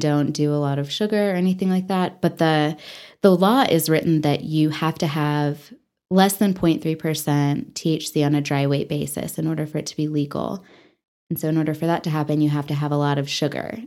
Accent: Texas, United States; also born or lived in Dallas–Fort Worth Metroplex, Texas / Taos, New Mexico; now in Amarillo, United States; I am from Texas

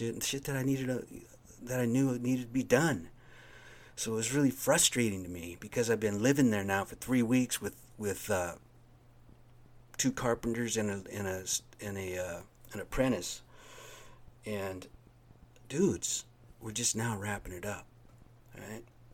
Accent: United States; I'm an American

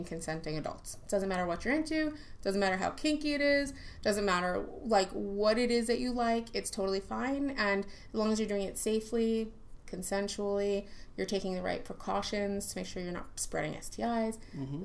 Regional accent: New York City, New York, United States; accent: New York; moved away as an adult; now in Orlando, United States; I was born and raised in New York City, and moved out to here

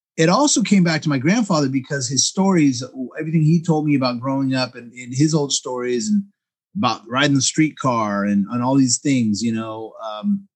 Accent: Cerritos, California, United States; moved away as an adult; also born or lived in Long Beach, California; now in Monterey, United States; But from 0 to 18, I lived in Cerritos

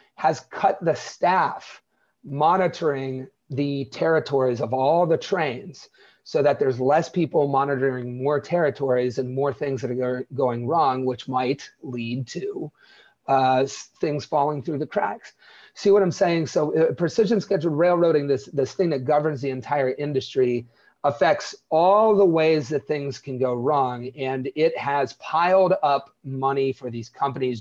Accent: Wellsville, Ohio, United States; Where I grew up, Wellsville, is thirty-five hundred people

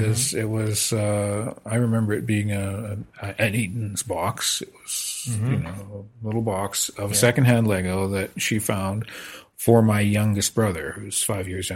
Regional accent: Saskatoon, Saskatchewan, Canada; also born or lived in Lethbridge, Alberta / British Columbia; now in Meacham, Canada; I born in Lethbridge, but grew up from the age of four in Saskatoon

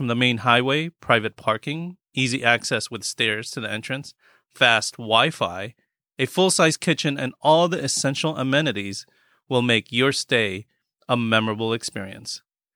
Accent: United States; also born or lived in Philippines; we grew up in the United States

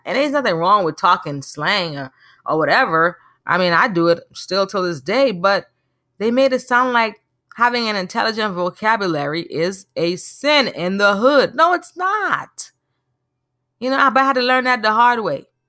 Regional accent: Naples, Florida, United States; moved away; I grew up in a city in Florida called Naples

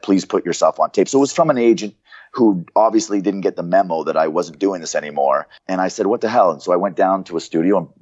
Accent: Canada; moved away; I was from Canada, so I was pale

